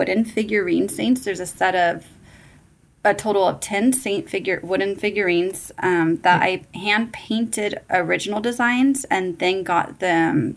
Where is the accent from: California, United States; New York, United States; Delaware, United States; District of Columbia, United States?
California, United States; moved away as an adult; now in Arizona, United States; I was born and raised in California, and I moved out to Arizona in 2006